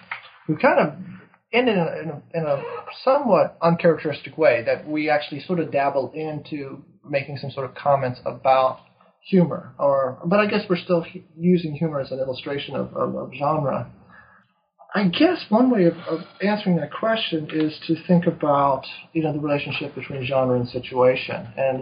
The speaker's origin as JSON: {"language": "English", "region": "East Coast", "country": "United States", "tie": "born or raised there", "also_born_or_lived": "Texas", "said": "I grew up on the East Coast, lived in Texas for a number of years"}